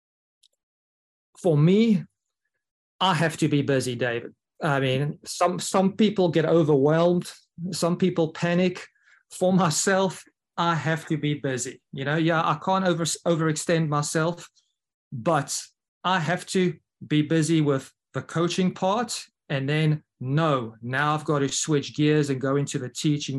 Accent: South Africa; now in Mobile, Alabama, United States; as a South African

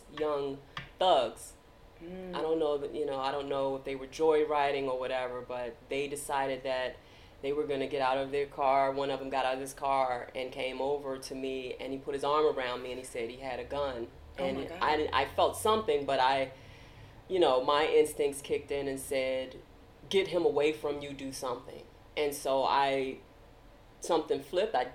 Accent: Washington, District of Columbia, United States; I'm from Washington, D.C., and I grew up in Northeast

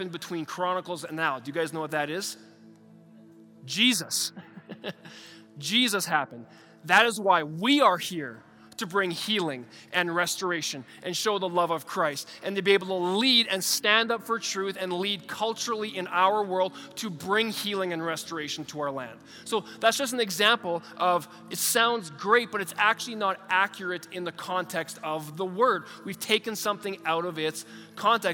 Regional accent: Canada; as a Canadian in 2023

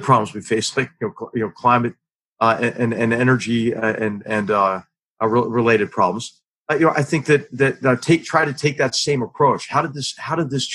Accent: Philadelphia, Pennsylvania, United States; my hometown of Philadelphia

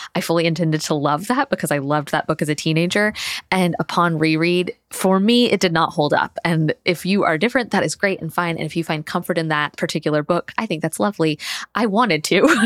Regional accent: Tallahassee, Florida, United States; moved away as an adult; now in Thomasville, United States; I grew up in Tallahassee, which is the state capital

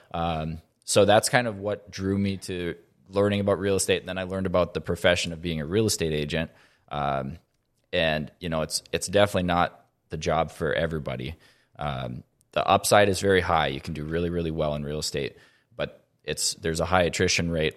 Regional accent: Grand Forks, North Dakota, United States; I grew up here in Grand Forks, born and raised.

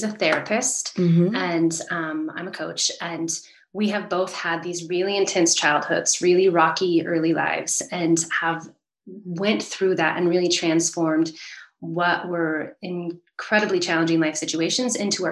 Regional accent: Northern California, United States; I grew up in California, mm-hmm. where I still live, and I was the middle child of four. And so we lived in this really beautiful place in Northern California

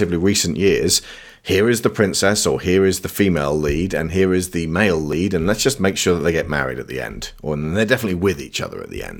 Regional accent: United Kingdom; As a British person

